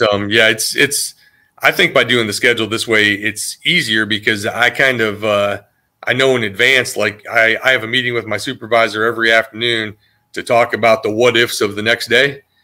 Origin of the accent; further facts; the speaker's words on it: Iowa, United States; now in North Carolina, United States; I grew up in Iowa where there was a, a high education level and a strict work ethic